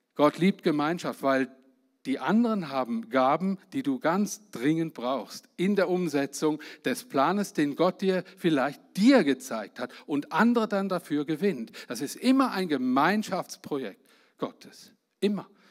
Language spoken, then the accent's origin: German; Germany; Ich bin Deutscher